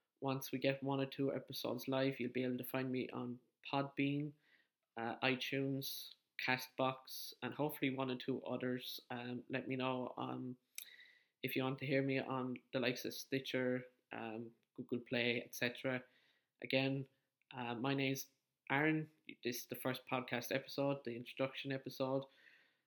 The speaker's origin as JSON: {"language": "English", "area": "County Wexford", "region": "Leinster", "country": "Ireland", "said": "I'm from County Wexford in the Republic of Ireland."}